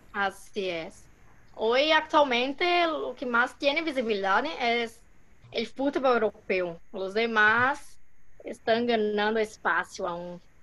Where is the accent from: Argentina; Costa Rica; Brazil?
Brazil; Spanish is a second language; como buena brasileña